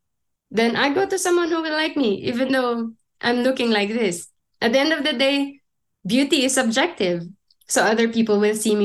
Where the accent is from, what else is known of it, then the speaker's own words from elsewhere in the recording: Philippines; moved away as an adult; now in Germany; growing up in the Philippines